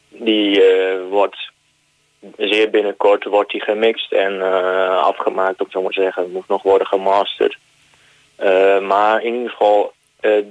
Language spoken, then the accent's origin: Dutch; Netherlands; dat wij uit Nederland kwamen.